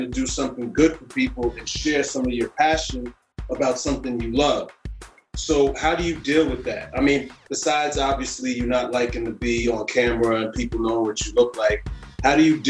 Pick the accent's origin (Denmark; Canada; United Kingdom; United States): United States; New York City, New York; I come from Harlem, you know what I'm saying? And yeah. I come from Harlem